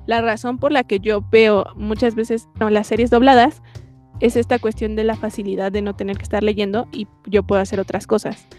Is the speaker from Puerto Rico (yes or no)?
no; Mexico